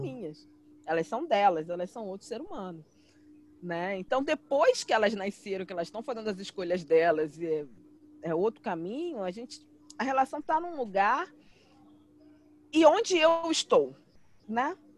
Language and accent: Portuguese; Rio de Janeiro, Brazil; moved away as an adult; now in São Paulo, Brazil; Eu sou carioca, morava no Rio, minha família inteira é do Rio